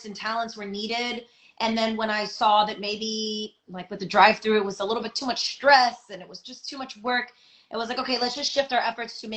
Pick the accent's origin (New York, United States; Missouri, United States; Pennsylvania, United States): New York, United States; I'm from New York